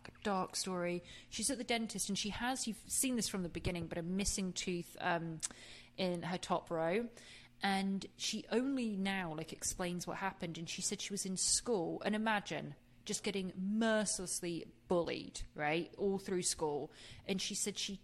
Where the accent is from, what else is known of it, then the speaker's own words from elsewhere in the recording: England, United Kingdom; I'm from England.